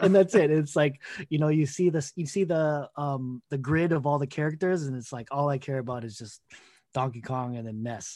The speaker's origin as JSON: {"language": "English", "town": "Toronto", "region": "Ontario", "country": "Canada", "tie": "born or raised there", "said": "I'm a kid from Scarborough, Filipinos kid from Scarborough, Toronto, um, Ontario"}